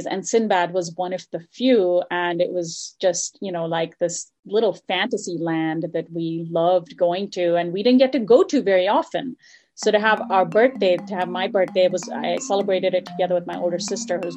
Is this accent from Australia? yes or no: no; Dubai, United Arab Emirates; You know, when you're a kid, um, especially growing up in Dubai in the 80s, there weren't that many.